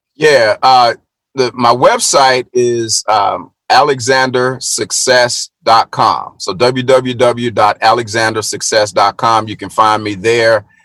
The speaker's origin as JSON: {"language": "English", "region": "Middle Tennessee", "country": "United States", "tie": "born or raised there", "said": "i was born and raised in Middle Tennessee"}